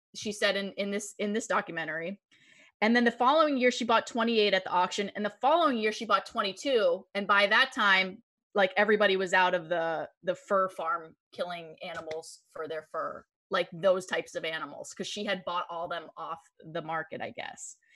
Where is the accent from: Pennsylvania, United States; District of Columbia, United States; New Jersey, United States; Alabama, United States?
Pennsylvania, United States; Erie; I'm from Erie, Pennsylvania. We get lake effect snow